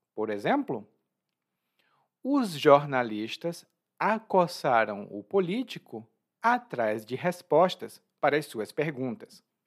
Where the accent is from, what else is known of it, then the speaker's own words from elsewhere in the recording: Brazil; eu sou brasileiro